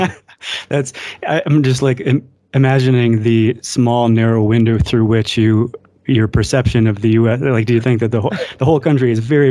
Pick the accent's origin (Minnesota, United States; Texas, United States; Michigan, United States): Michigan, United States; now in Colorado, United States; I'm originally from Michigan, which is in the Midwestern part of the U.S.